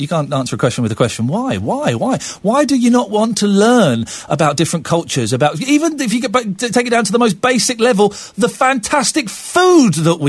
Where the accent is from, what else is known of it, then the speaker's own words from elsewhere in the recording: Slough, South East England, United Kingdom; I grew up in Slough. I grew up next door to Indian kids, to Pakistani kids, to Kashmiri kids, to Cambodian kids, to all kinds of things.